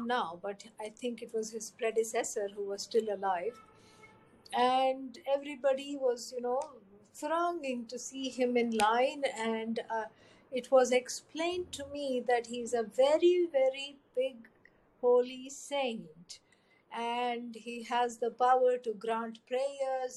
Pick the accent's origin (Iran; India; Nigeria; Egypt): India; grew up in an Orthodox family, very devout, full of prayers, rituals, chants every day